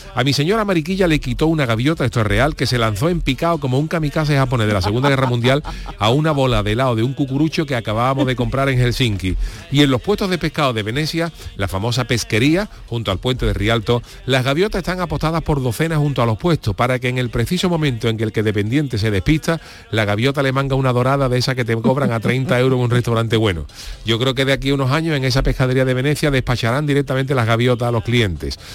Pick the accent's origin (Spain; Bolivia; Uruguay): Spain; Cádiz, Andalusia; also born or lived in Seville; los que somos de Cádiz